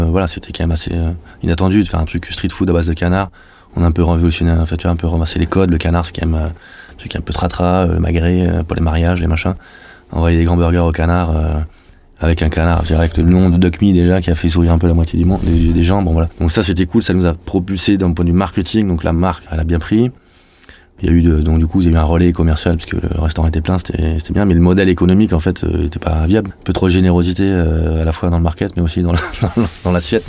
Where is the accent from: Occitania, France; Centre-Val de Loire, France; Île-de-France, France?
Occitania, France; Toulouse; moved away as an adult; also born or lived in Paris; je suis revenu en 2014 à Toulouse, puisque je suis toulousain.